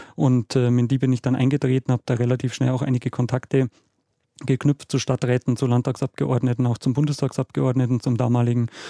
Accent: Munich, Bavaria, Germany; meine Heimatstadt München

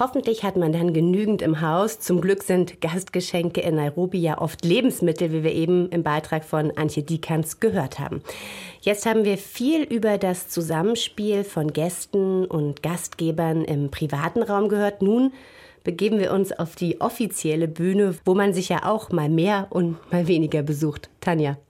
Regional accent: East Germany, Germany; In meiner Kindheit in der DDR

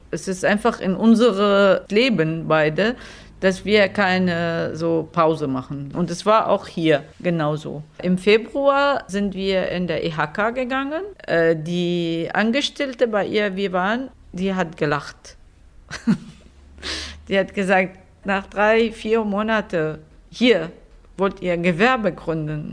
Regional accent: Syria; German is a second language; moved away as an adult; also born or lived in Damascus; now in Germany; Wir sind äh, aus Syrien gekommen und haben unsere Firma mitgebracht

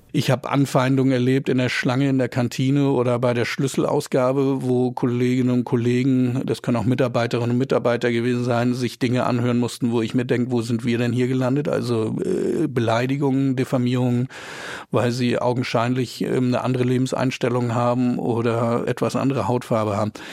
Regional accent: Flensburg, Schleswig-Holstein, Germany; Ich war äh, damals auch natürlich als Teil der dänischen Minderheit an der dänischen Schule in Flensburg

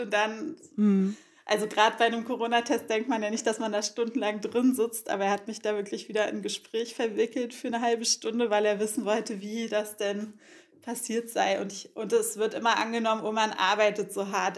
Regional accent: Berlin, Germany; ich bin ja in Ostberlin aufgewachsen

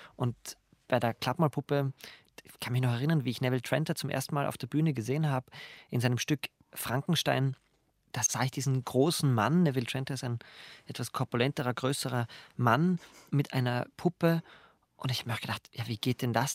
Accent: Graz, Styria, Austria; ich komme aus Graz

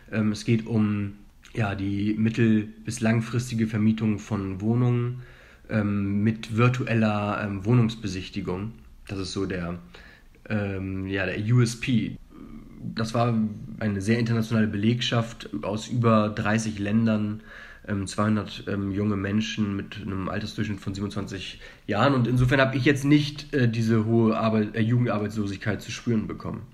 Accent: Hamburg, Germany; moved away as an adult; also born or lived in Leipzig; now in Madrid, Spain; Wenn du mich als Deutschen und als Hamburger ähm, fragst

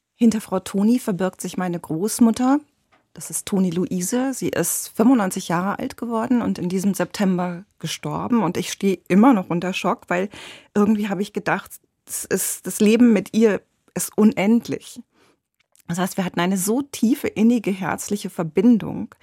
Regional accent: Ruhr area, North Rhine-Westphalia, Germany; now in Berlin, Germany; ich komme aus dem Ruhrgebiet

